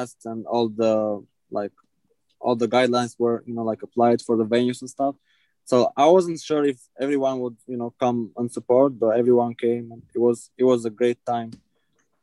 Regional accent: Albania; English is a second language; moved away as an adult; now in United States; I'm originally from Albania, when I finished high school, I started doing shows

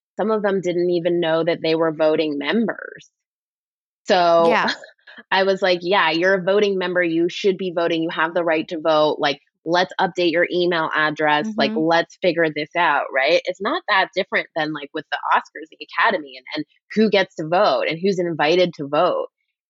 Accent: Canada; But, well, I'm Canadian, so I feel like we live in this sort of like, let's ask the tough questions world.

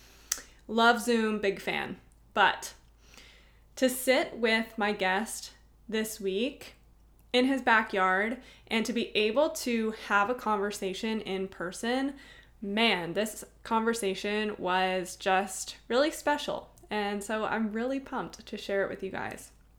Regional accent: Cincinnati, Ohio, United States; Originally, Cincinnati is where I grew up.

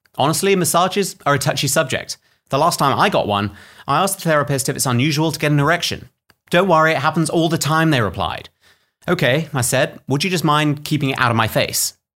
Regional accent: United Kingdom; I'm British

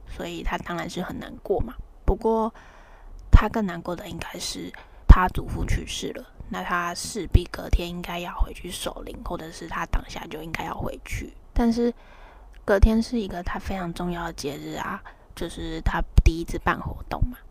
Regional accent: Taiwan; 我们台湾人

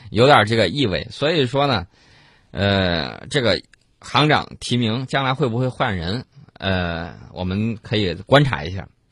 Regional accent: China; 我们中国人最讲究的就是人心的向背。

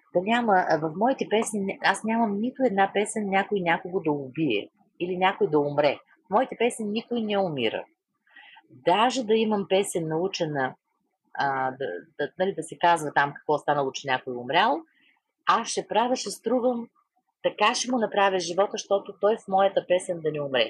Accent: Vedrina, Dobrich Province, Bulgaria; моето родно село Ведрина

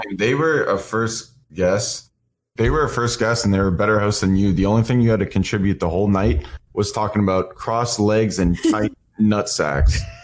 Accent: Seattle, Washington, United States; I grew up in Seattle, Washington

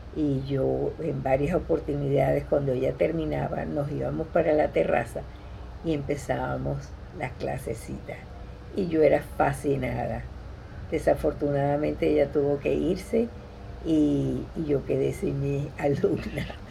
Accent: Caracas, Capital District, Venezuela; also born or lived in Tarrytown, New York; now in Coral Gables, United States; soy venezolana de Caracas

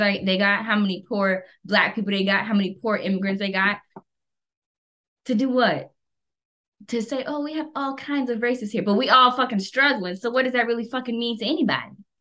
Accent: United States; I'm fucking American

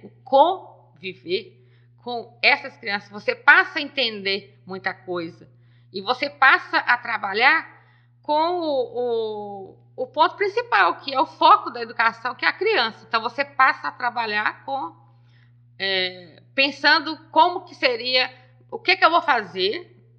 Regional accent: Nova Era, Minas Gerais, Brazil; eu sou de Nova Era, filho de Silvim da Rua Nova

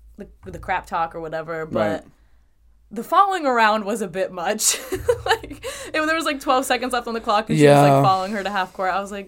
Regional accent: Boston, Massachusetts, United States; I'm from Massachusetts, so I'd have to say Boston.

